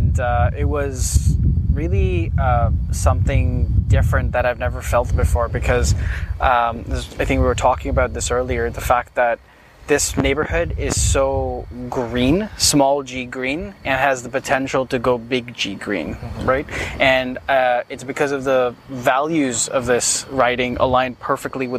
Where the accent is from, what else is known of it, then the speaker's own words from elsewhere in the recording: Mumbai, Maharashtra, India; also born or lived in Canada; now in Ontario, Canada; I was born in Mumbai, India, and I came to Canada in 2005.